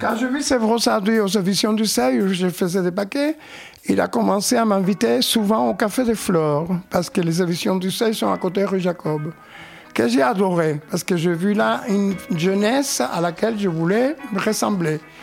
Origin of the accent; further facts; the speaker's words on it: Havana, Cuba; moved away as an adult; now in Paris, France; extrêmement timide à La Havane, Cuba. Je suis né à Cuba